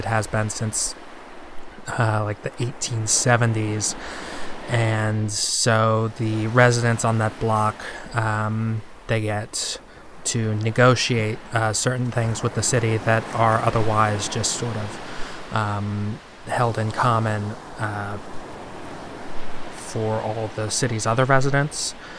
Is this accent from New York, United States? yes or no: no; Chicago, Illinois, United States; So this story is from my hometown, actually. It's a regional story from, you know, the little area where I grew up. Just like a little local tale from Chicago, Illinois.